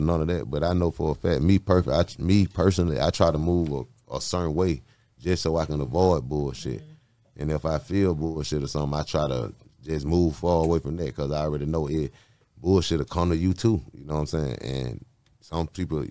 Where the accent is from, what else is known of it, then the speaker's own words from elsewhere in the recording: United States; I'm from Cleveland Avenue